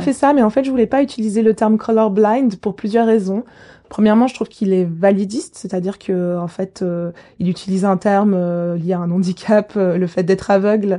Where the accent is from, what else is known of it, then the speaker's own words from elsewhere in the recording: Geneva, Switzerland; J'ai grandi à Genève. Je suis née à Genève à l'hôpital à l'hôpital universitaire de Genève